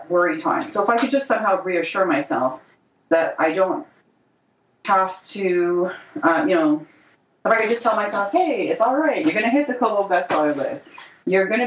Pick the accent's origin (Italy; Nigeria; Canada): Canada; I'm not American. I'm Canadian